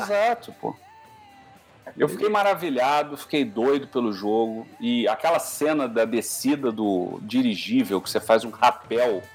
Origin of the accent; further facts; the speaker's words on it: Brazil; eu sou brasileiro